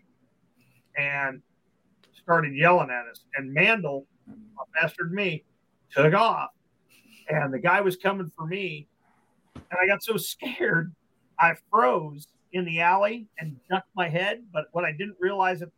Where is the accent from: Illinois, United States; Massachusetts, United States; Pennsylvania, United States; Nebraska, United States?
Nebraska, United States; Omaha; also born or lived in Minnesota; moved from Minnesota, we came into Omaha, and grandma and grandpa lived down the street.